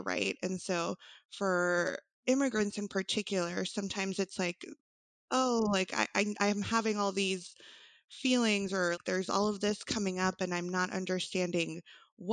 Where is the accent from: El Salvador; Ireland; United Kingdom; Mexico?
El Salvador; first language Spanish; English is a second language; now in Austin, United States; I did grow up in El Salvador with my family.